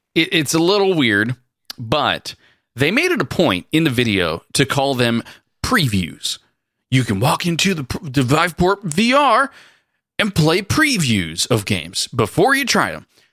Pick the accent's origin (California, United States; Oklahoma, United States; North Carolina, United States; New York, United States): California, United States; We're from California